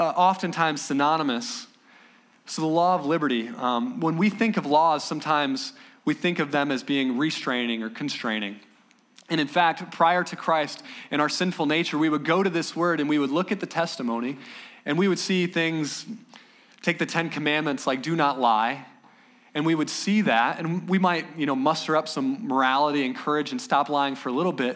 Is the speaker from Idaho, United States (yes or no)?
no; Ohio, United States; back home. I'm from Ohio, and it's an okay state